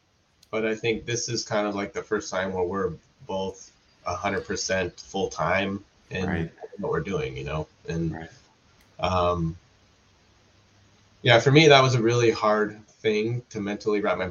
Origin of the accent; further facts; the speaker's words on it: Southern California, United States; I'm from Southern California.